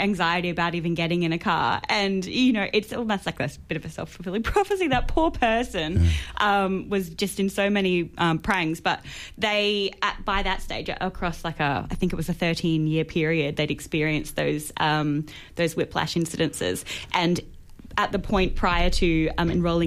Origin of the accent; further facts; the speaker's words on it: Queensland, Australia; moved away; my home state